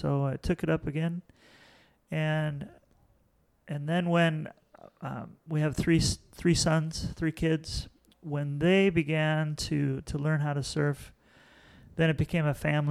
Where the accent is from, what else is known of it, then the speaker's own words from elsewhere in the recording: Long Beach, California, United States; I grew up in Long Beach, California.